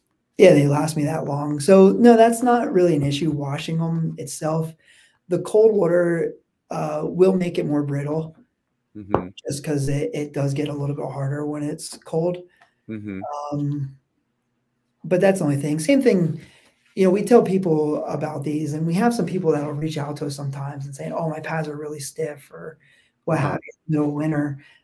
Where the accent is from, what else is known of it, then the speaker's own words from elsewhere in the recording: East Coast, United States; accent: East Coast; No, what are, sorry, my East Coast accent there, water.